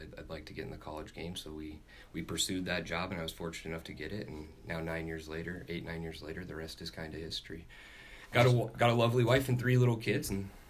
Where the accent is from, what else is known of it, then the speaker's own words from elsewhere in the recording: Urbandale, Iowa, United States; I grew up in the area. I'm from Urbandale. I graduated from Urbandale High School, grew up playing for Urbandale Soccer Club.